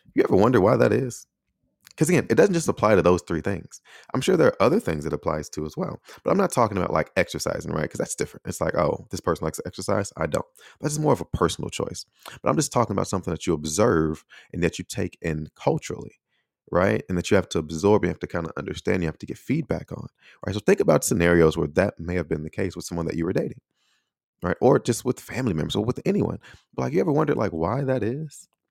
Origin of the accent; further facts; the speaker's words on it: Chicago, Illinois, United States; moved away as an adult; now in Taiwan; the city of Chicago, that's actually from the neighborhood or the surrounding area that I grew up in.